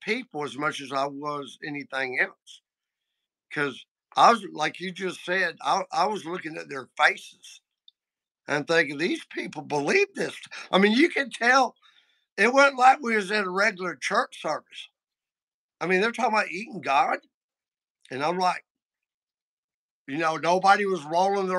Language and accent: English; the South, United States; I grew up in the South